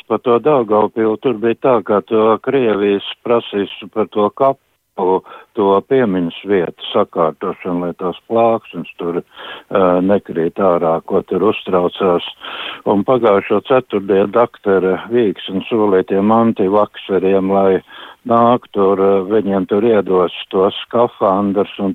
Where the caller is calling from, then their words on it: Jelgava, Zemgale, Latvia; Es no Jālgavas zvanu.